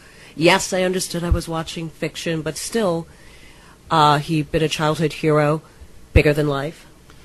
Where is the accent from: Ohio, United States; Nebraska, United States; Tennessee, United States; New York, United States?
Ohio, United States; Growing up in Ohio